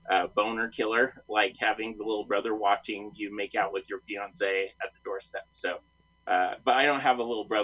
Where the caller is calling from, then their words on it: Layton, Utah, United States; Um, Layton, Utah. It's about uh, 20, 30 miles north of Salt Lake.